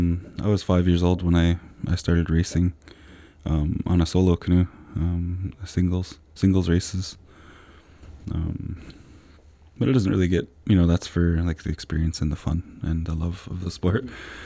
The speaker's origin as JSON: {"language": "English", "town": "Brentwood Bay", "region": "British Columbia", "country": "Canada", "said": "I'm from the Sartlip First Nation out in Brentwood Bay."}